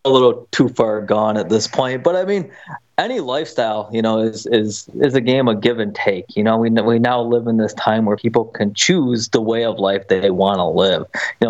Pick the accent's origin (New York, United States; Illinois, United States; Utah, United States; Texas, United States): New York, United States; Buffalo; You know, I grew up in Buffalo, New York. You know, we love the Bills, and you know, watching the games is always something that me and my family would do together.